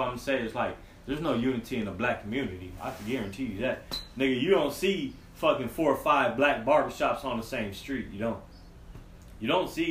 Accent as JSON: {"language": "English", "town": "San Antonio", "region": "Texas", "country": "United States", "said": "I'm from San Antonio, nigga. I crawled all through these streets."}